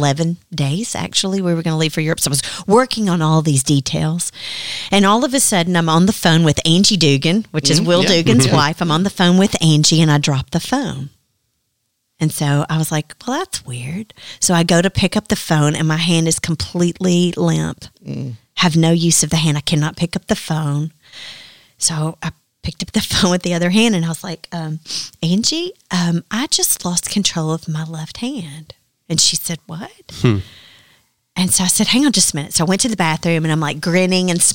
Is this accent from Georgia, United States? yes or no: no; Dyersburg, Tennessee, United States; I was from Dyersburg